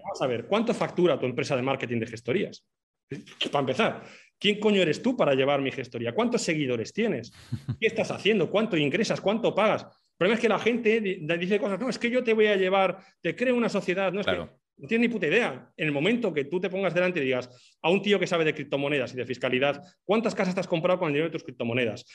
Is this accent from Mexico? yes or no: no; Basque Country, Spain; moved away as an adult; also born or lived in Portugal; now in Madeira, Portugal; soy vasco